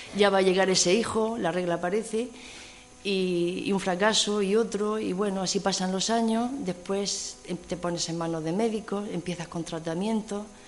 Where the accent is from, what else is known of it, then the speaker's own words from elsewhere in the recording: Region of Murcia, Spain; now in Cantabria, Spain; yo soy murciana